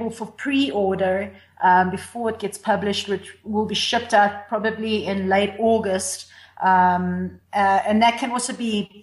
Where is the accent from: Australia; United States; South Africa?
South Africa; moved away; we're South African